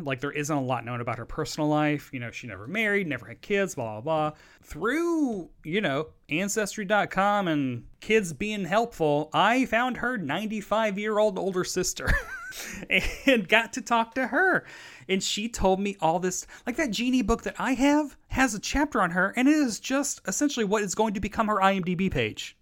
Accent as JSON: {"language": "English", "region": "the South", "country": "United States", "tie": "born or raised there", "said": "I come from the South"}